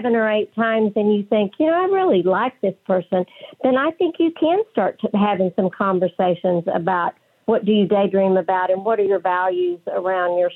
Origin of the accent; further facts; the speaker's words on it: West Texas, United States; accent: West Texas; my West Texas accent